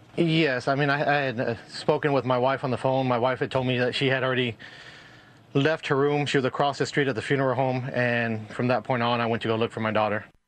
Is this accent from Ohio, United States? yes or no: no; Uvalde, Texas, United States; I've been born and raised in Uvalde for forty-two, going on forty-two years.